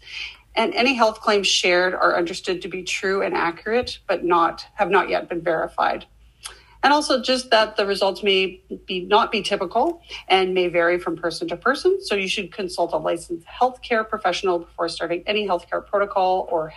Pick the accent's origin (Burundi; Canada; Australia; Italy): Canada; also born or lived in Saskatchewan, Canada; As a Canadian